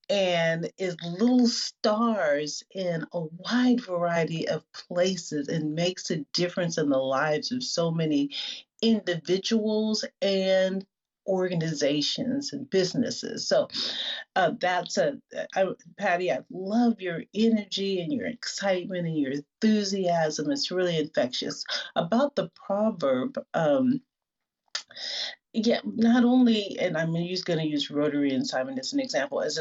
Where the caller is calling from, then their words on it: Seattle, Washington, United States; I'm joining you from Seattle